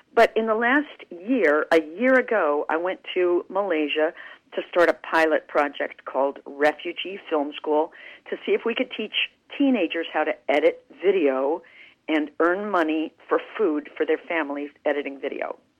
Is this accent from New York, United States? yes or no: no; Clovis, New Mexico, United States; moved away; I grew up in Clovis, New Mexico